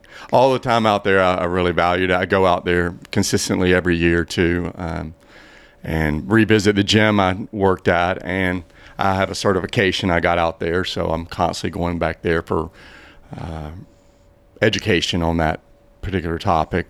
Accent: Blythewood, South Carolina, United States; also born or lived in Boulder, Colorado; I'm from Blythewood, South Carolina.

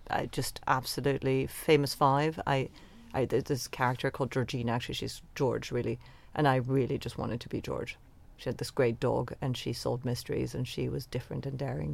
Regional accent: Venezuela; now in London, United Kingdom; the world that I grew up in in Venezuela

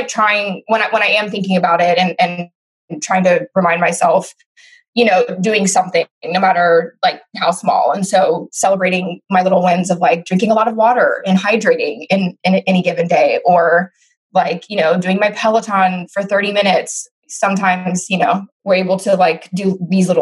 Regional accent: Oakland, California, United States; I'm from Oakland, California. Very proud to be Oakland born and raised.

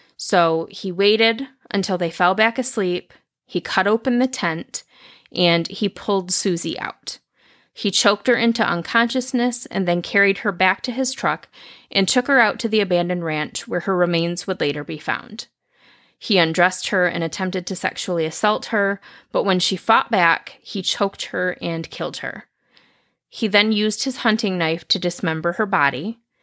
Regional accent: Lansing, Michigan, United States; I'm from Lansing. I wanted to keep it in Lansing.

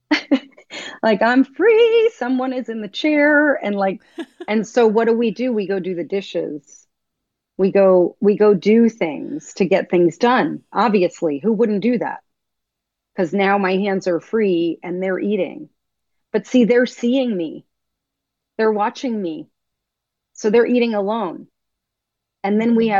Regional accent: United States; I grew up here in America.

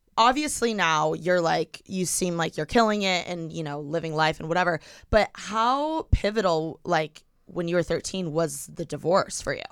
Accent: Bloomington, Indiana, United States; now in Los Angeles, United States; I'm from Bloomington

